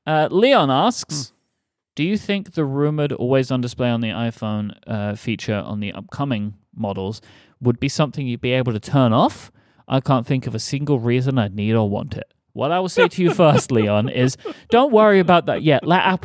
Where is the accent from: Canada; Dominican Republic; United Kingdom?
United Kingdom; South West England; Howdy, y'all. I'm from Somerset.